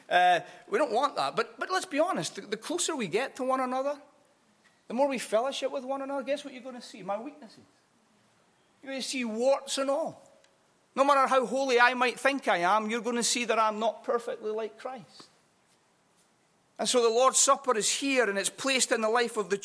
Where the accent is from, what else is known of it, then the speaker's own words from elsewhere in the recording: Edinburgh, Scotland, United Kingdom; also born or lived in Glasgow; I grew up in a small Baptist church on the east side of Edinburgh. Although I was born in Glasgow, I grew up on the east side of Scotland mainly.